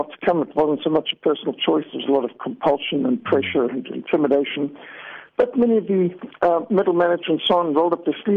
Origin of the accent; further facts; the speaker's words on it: Zimbabwe; I grew up in Rhodesia, what today is Zimbabwe